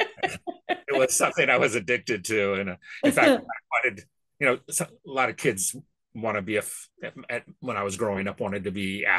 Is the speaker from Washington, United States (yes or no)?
yes; Washington, United States; also born or lived in Brooklyn, New York; I was born in New York in Brooklyn, but I came out here when I was three. And so I've been sort of naturalized as a Washingtonian